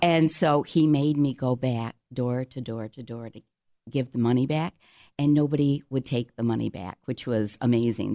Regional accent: Cheshire, New York, United States; growing up in Cheshire, right outside of Canandaigua, population probably two hundred and fifty

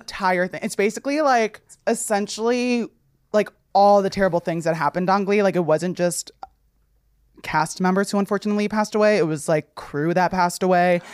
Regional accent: Passaic County, New Jersey, United States; I'm from Passaic County

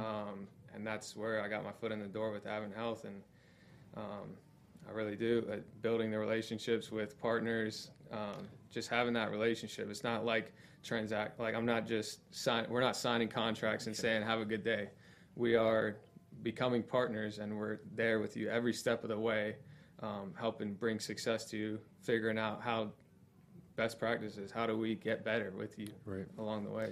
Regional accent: Florida, United States; also born or lived in North Carolina; born and raised in Florida, big family.

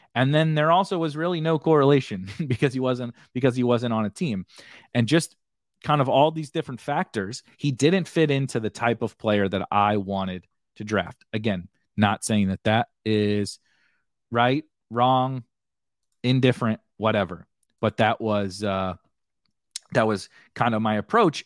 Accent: St. Louis, Missouri, United States; I'm from Saint Louis

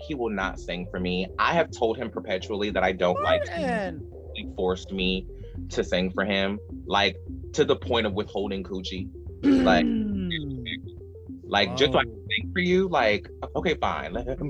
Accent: Douglasville, Georgia, United States; In Douglasville, Georgia.

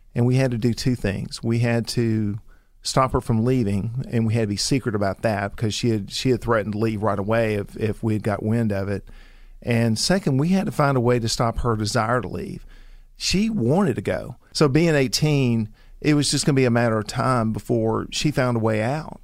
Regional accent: the South, United States; we grew up in the South, you know, as as Christians

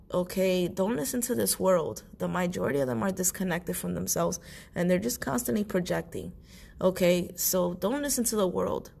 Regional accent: New York City, New York, United States; I was born and raised in New York City

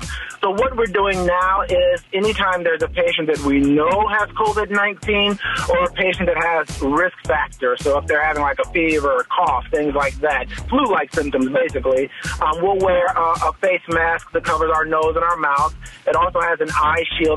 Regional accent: Chicago, Illinois, United States; I grew up in Chicago, so I claim Chicago.

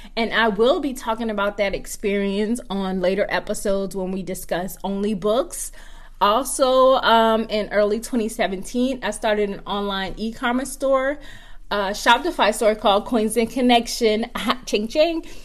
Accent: Georgetown, South Carolina, United States; moved away; I'm from Georgetown, South Carolina

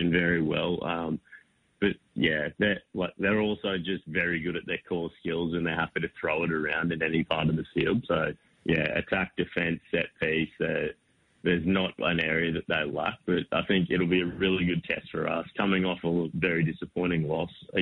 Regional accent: Toowoomba, Queensland, Australia; now in Brisbane, Australia; I'm just Toowoomba born and raised.

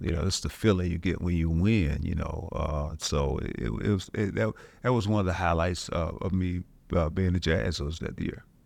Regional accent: Louisville, Kentucky, United States; moved away as an adult; also born or lived in Utah; Growing up in Louisville

